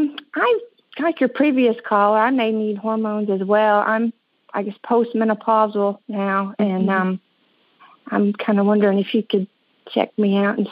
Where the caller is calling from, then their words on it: Little Rock, Arkansas, United States; I'm calling from Little Rock.